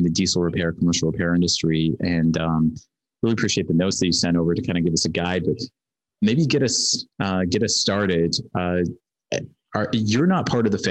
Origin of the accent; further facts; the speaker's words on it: Arizona, United States; I'm from Arizona